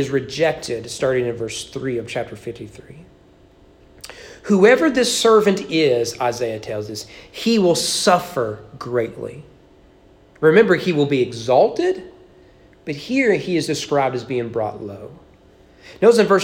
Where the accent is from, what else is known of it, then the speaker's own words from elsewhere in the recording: Kentucky, United States; I grew up in Kentucky